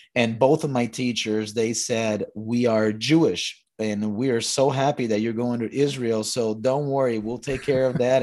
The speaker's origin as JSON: {"language": "English", "country": "Brazil", "tie": "born or raised there", "moved": "yes", "said": "I was born in Brazil."}